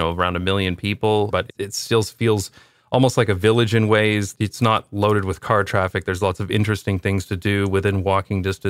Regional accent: London, Ontario, Canada; moved away as an adult; also born or lived in Toronto / United Kingdom / Taiwan / Belgium; I'm from London, Ontario

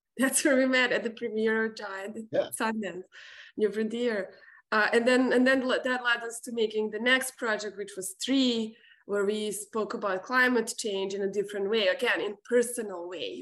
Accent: Serbia; moved away; me growing up in Serbia

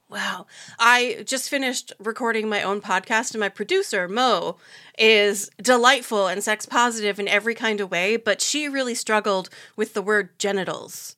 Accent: United States; I'm American, I live here

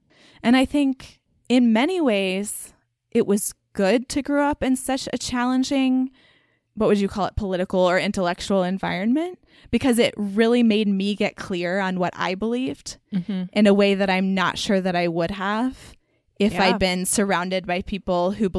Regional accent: Garland, Texas, United States; So Garland, Texas might sound familiar to King of the Hill fans because the town in that show is called Arlen, Texas.

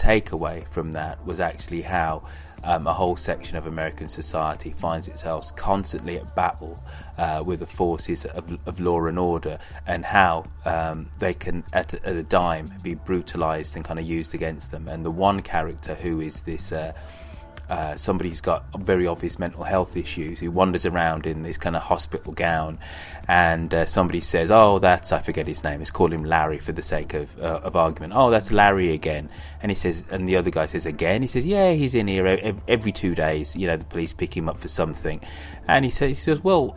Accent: United Kingdom

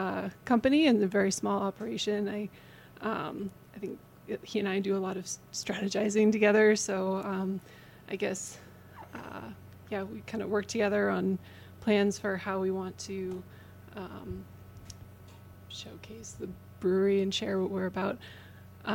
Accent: Eliot, Maine, United States; moved away; also born or lived in New Hampshire; So I was born in New Hampshire, but I grew up in southern Maine

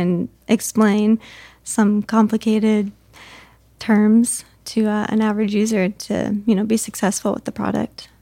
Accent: Camas, Washington, United States; moved away as an adult; now in Arizona, United States; back in my hometown

